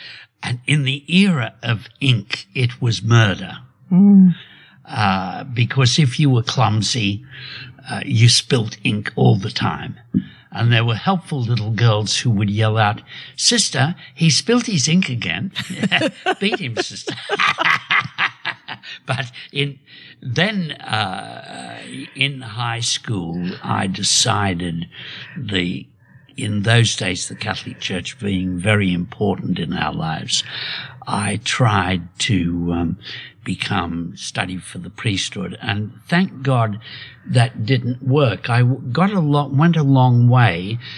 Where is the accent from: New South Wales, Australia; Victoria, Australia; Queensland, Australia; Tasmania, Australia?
New South Wales, Australia; Sydney; also born or lived in Kempsey, New South Wales; We came down in World War II when my father joined the armed forces, came down from Kempsey, New South Wales to, up near Port Macquarie to, Homebush.